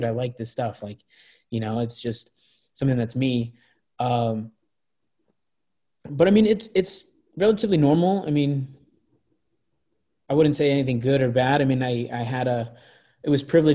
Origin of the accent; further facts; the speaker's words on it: Anaheim, California, United States; also born or lived in Tustin, California; I grew up in Anaheim and I grew up in a smaller town called Tustin.